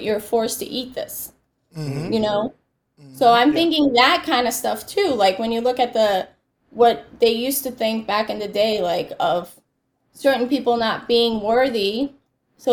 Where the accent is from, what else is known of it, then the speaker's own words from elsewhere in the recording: Boston, Massachusetts, United States; grew up in Boston.